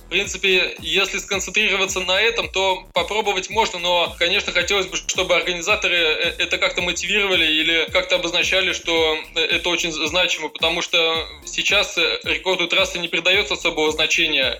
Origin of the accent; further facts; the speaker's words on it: Ivanovo, Ivanovo Oblast, Russia; я сам из Иванова, вот, и поэтому и учился я тоже в своем городе